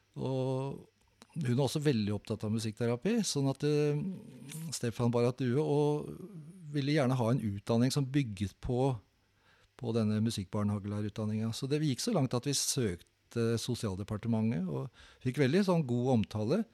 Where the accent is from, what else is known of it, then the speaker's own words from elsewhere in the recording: Oslo, Norway; jeg vokste opp like ved Kampens Park